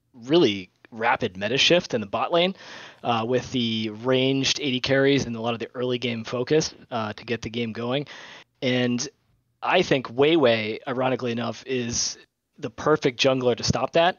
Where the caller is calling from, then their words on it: Nashua, New Hampshire, United States; I'm actually calling from Nashua, New Hampshire